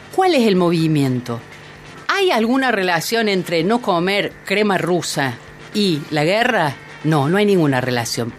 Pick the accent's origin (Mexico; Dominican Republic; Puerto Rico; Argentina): Argentina; soy argentina